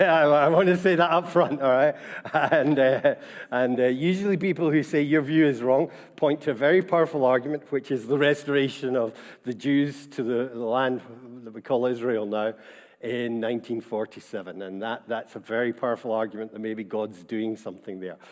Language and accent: English; Scotland, United Kingdom; being Scottish and about our Presbyterian tradition and heritage